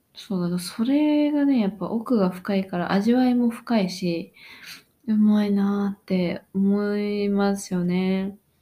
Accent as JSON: {"language": "Japanese", "country": "Japan", "tie": "born or raised there", "moved": "as an adult", "lives_now": "Australia", "said": "日本出身です"}